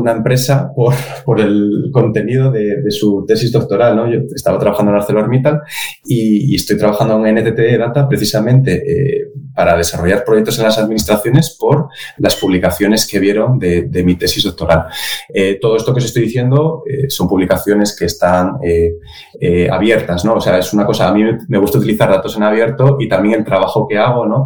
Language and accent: Spanish; Oviedo, Asturias, Spain; Nacido, estudiado y trabajando en Oviedo